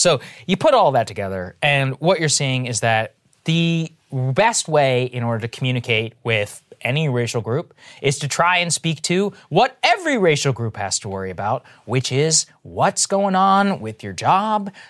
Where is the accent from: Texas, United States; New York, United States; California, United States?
Texas, United States; moved away; I grew up in Texas